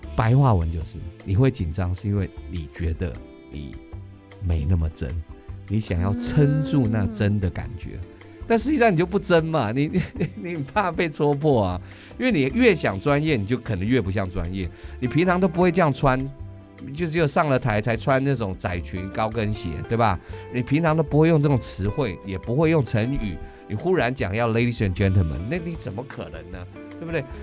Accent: Taiwan; accent: Taiwanese English; 我们又是台式英文

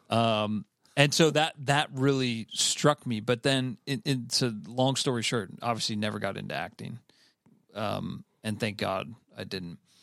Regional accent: Cleveland, Ohio, United States; I'm from Cleveland, Ohio

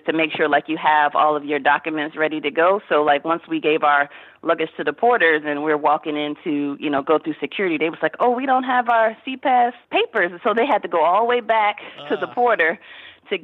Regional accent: D.C., Virginia, United States; I am from Virginia area outside of Washington, D.C.

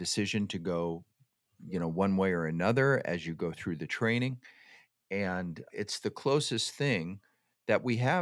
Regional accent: Downey, California, United States; I grew up in Downey, California

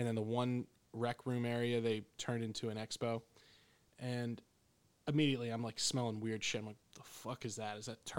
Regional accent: Pennsylvania, United States; You know, growing up in the Poconos, there's critters all over the place.

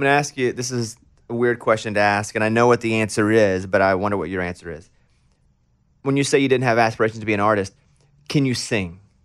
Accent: Mountain Pine, Arkansas, United States; I grew up in Mountain Pine, Arkansas, population seven hundred

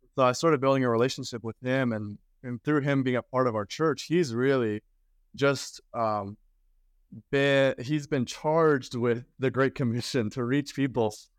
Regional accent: Sweden; moved away; I'm from Sweden originally

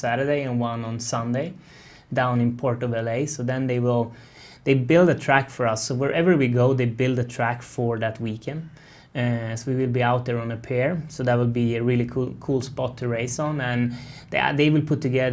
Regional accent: northern Sweden, Sweden; English is a second language; moved away as an adult; also born or lived in Charlotte, North Carolina; I'm born and raised in Sweden, northern Sweden, up in a ski resort

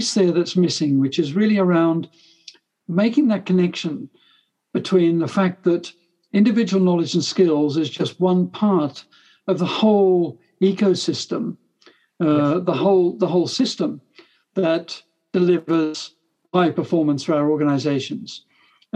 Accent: Australia; now in England; I'm an Australian originally

